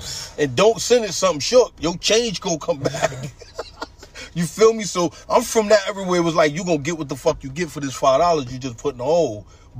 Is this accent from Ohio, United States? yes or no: no; New York, United States; But keep this in mind. I'm coming from New York. Everything is totally different than up here.